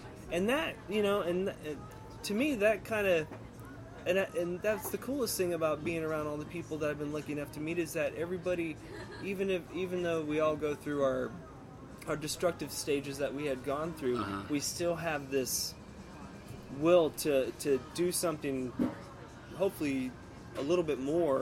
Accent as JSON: {"language": "English", "town": "Gainesville", "region": "Florida", "country": "United States", "tie": "born or raised there", "said": "This is my hometown"}